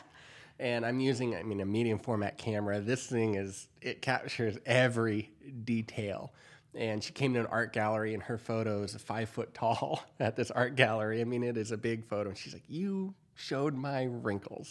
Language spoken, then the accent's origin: English; San Diego County, California, United States; moved away as an adult; also born or lived in Kansas; I'm from San Diego County, and we, uh, even though everyone called it a farm that I grew up on, we had four acres